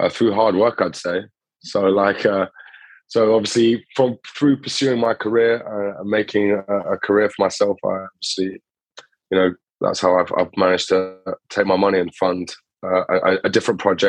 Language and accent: English; Cambridge, East of England, United Kingdom; moved away as an adult; also born or lived in Greece; now in London, United Kingdom; I was born in Greece, grew up in Cambridge, and then now I'm based in London.